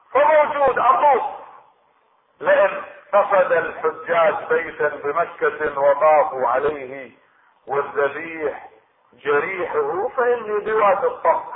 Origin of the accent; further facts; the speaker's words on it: Iraq; عندنا في العراق